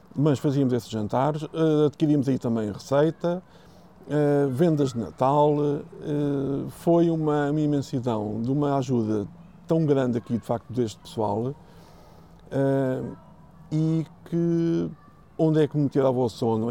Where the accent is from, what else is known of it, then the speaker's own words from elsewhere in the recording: Sintra, Lisbon, Portugal; a zona de Lisboa, Sintra, que nós temos aqui, eh, tenho muito orgulho na minha terra